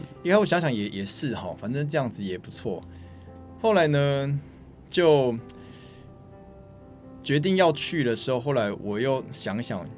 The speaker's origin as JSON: {"language": "Chinese", "region": "Keelung", "country": "Taiwan", "said": "Hello，大家好，我是来自基隆的海尊鲜品老板"}